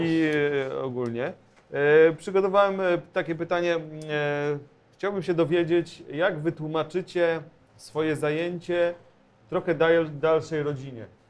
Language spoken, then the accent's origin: Polish; Bielsk Podlaski, Podlaskie Voivodeship, Poland; now in Warsaw, Poland; moje rodzinne miasto Bielsko-Podlaskie